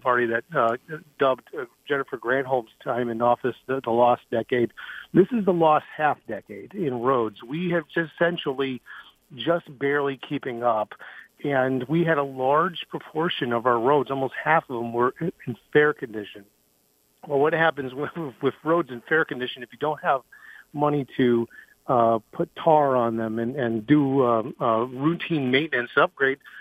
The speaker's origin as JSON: {"language": "English", "town": "Chelsea", "country": "United States", "moved": "yes", "said": "I'm originally from Chelsea"}